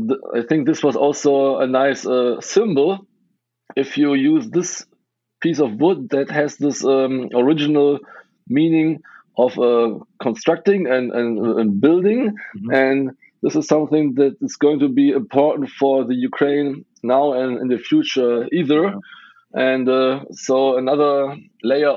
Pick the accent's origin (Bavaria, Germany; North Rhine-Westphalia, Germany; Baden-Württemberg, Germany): North Rhine-Westphalia, Germany; Western Germany, close to Cologne; English is a second language; also born or lived in Budapest, Hungary; I grew up in Western Germany, close to Cologne